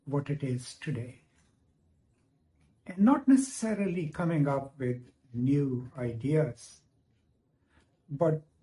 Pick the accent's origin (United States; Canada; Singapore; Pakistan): Pakistan; I'm from Pakistan.